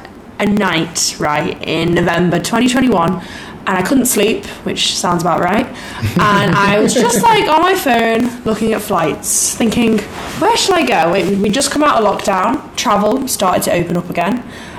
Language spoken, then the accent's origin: English; Liverpool, North West England, United Kingdom; So I'm from a small city called Liverpool in the UK.